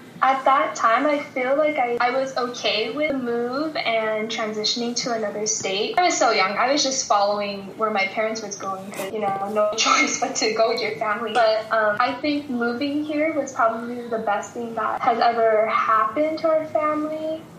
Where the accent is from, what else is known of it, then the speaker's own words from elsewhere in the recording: Mililani, Hawaii, United States; also born or lived in Bay Area, California; So most of my life is, what I know is in Hawaii. So born in the Bay Area, but raised in Hawaii.